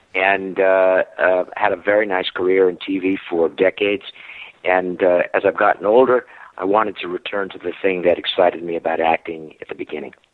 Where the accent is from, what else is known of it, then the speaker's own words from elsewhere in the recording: New Jersey, United States; moved away; I'm from New Jersey